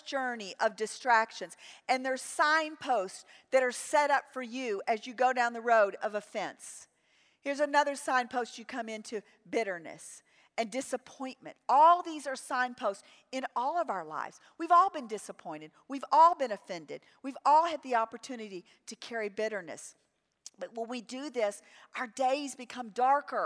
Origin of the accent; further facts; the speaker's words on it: New Orleans, Louisiana, United States; I grew up in New Orleans